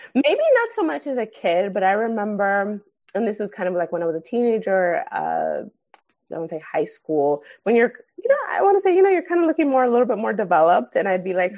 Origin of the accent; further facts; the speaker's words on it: Los Angeles, California, United States; also born or lived in San Gabriel Valley / Pasadena; I grew up in the San Fernando Valley.